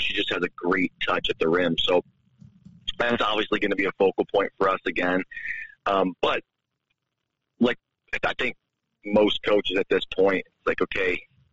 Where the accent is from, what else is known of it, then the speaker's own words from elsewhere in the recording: New York, United States; now in Helena, United States; growing up in New York